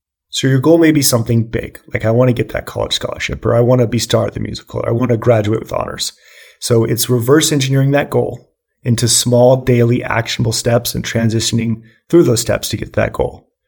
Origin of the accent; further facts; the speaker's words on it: Boulder, Colorado, United States; So I grew up in Boulder, Colorado, and I was actually diagnosed with ADHD, hyperactive ADHD, at the age of 5 years old.